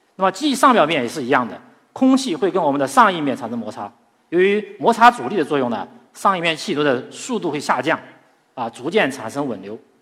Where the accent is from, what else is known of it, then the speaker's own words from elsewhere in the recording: China; 对于我们中国人来讲，其实呢，在古代的时候就有飞天的梦想